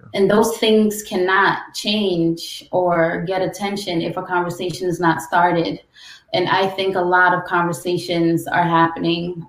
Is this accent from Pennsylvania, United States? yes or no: no; New York City, New York, United States; also born or lived in Guyana / Brooklyn / Long Island; I was born in Guyana, I'm Caribbean, but I grew up in New York City